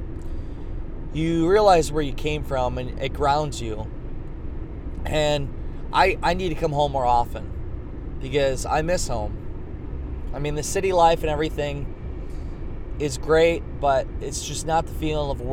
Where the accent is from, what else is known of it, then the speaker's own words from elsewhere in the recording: Garnavillo, Iowa, United States; moved away as an adult; now in Des Moines, United States; I'm from Northeast Iowa, Clayton County. Grew up in Garnavillo, Iowa